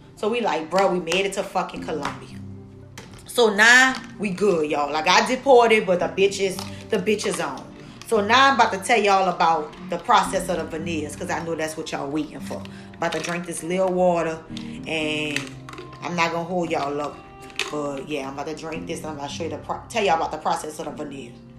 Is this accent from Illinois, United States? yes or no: no; New Orleans, Louisiana, United States; now in New York, United States; New Orleans is my hometown.